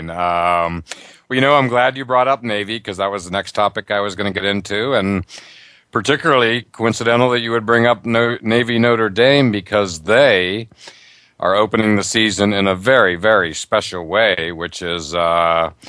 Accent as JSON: {"language": "English", "country": "Ireland", "said": "I'm Irish. And uh, I just can't wait for that game."}